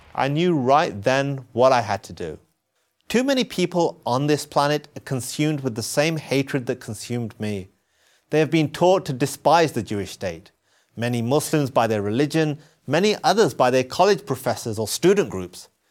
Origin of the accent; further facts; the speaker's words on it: England, United Kingdom; I was born in England. My parents moved there from Pakistan.